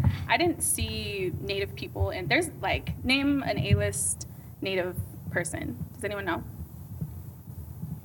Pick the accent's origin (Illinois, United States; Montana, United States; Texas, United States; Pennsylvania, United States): Montana, United States; moved away as an adult; now in Los Angeles, United States; I grew up on a reservation in Montana my whole life and moved to Los Angeles at 18